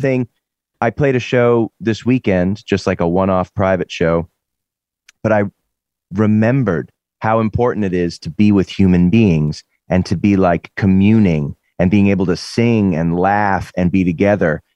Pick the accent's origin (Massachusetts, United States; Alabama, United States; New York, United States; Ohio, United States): Massachusetts, United States; Lexington; moved away as an adult; also born or lived in Boston; now in California, United States; growing up in Lexington, where the revolution happened